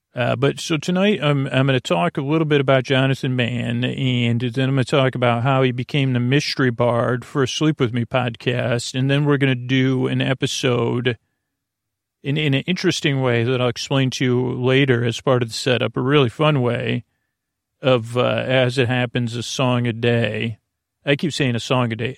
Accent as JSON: {"language": "English", "town": "Syracuse", "region": "New York", "country": "United States", "tie": "born or raised there", "said": "I grew up in Syracuse"}